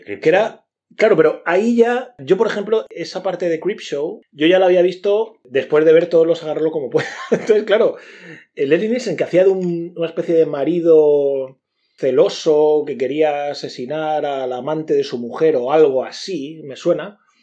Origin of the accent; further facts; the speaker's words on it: Region of Murcia, Spain; los murcianos no nos reímos como los madrileños